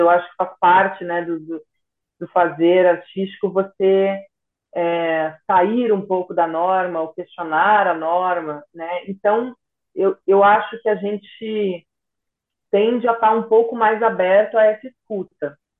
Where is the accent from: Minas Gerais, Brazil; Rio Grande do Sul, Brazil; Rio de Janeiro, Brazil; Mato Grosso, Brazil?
Rio Grande do Sul, Brazil; Nova Prata; moved away; em Nova Prata, né? Na cidade de onde eu venho